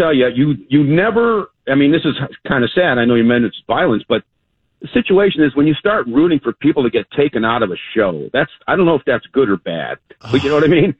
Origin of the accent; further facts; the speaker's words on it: Chicago, Illinois, United States; I'm from Chicago